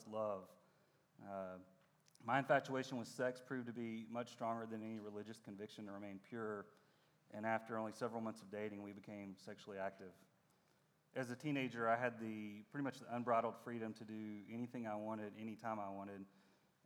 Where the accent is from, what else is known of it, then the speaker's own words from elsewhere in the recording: Dallas, Texas, United States; I was born in Dallas, and I spent most of my life in this area.